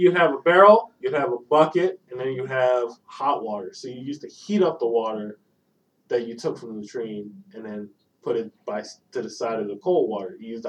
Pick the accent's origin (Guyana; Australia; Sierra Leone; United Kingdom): Guyana; born or raised there; also born or lived in Georgetown, Guyana / New York, United States; now in Georgia, United States